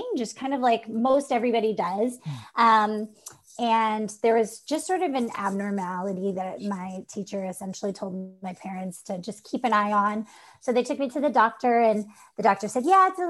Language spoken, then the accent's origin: English; Montana, United States; born or raised there; moved away as an adult